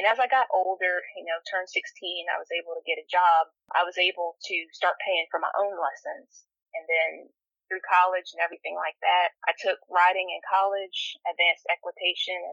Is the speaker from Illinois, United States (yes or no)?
no; Northern Virginia, United States; moved away as an adult; now in Alabama, United States; I grew up in the Northern Virginia area the majority of my life.